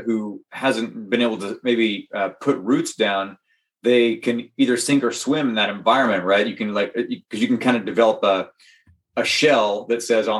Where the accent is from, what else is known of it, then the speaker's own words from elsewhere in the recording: Northern California, United States; I had friends that were part of the church growing up in Northern California